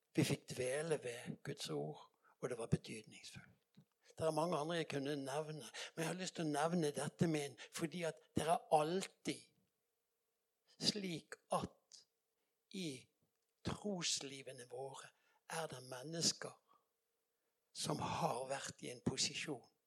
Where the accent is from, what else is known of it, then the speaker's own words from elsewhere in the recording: Bergen, Vestland, Norway; jeg kommer fra Bergen